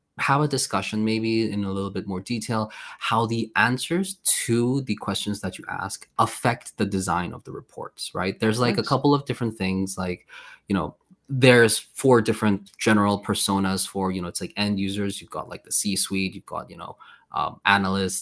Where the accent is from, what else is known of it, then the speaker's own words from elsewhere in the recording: Malmö, Skåne, Sweden; moved away as an adult; also born or lived in United Kingdom / South Korea; now in Poland; originally I'm from Sweden, right? So I lived in Sweden for a very long time. And this my city is Malmo